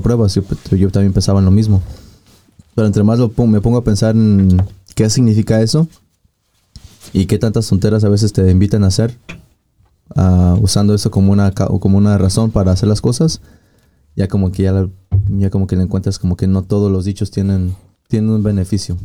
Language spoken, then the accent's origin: Spanish; Mexico; moved away; mi pueblo allá en, México